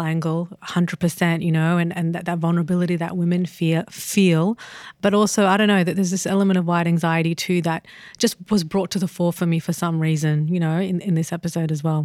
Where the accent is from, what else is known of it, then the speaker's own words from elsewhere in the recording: Australia; as an Australian